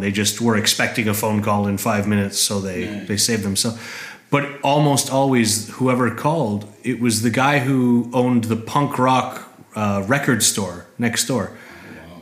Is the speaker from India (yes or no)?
no; Canada; moved away as an adult; also born or lived in Toronto, Canada; now in Berlin, Germany; I come from Canada.